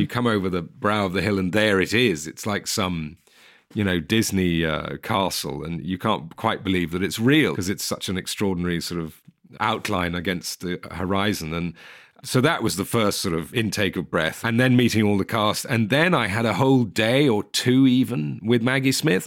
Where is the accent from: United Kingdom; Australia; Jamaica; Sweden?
United Kingdom; England; as an English person